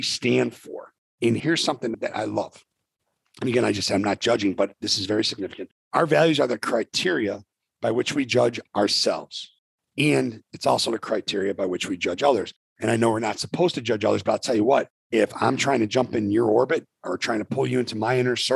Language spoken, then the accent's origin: English; Arlington Heights, Illinois, United States; We grew up together in Arlington Heights, Illinois